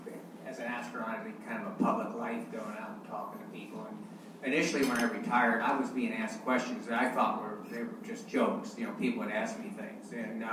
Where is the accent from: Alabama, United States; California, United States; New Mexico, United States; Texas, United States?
Texas, United States; Hey, I'm a Texan. I was born in Texas.